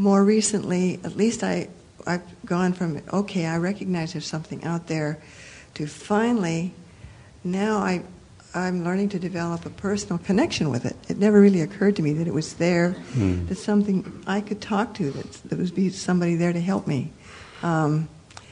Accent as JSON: {"language": "English", "region": "Midwest", "country": "United States", "tie": "born or raised there", "moved": "yes", "said": "I was raised a Protestant in Presbyterian Lutheran churches back in the Midwest"}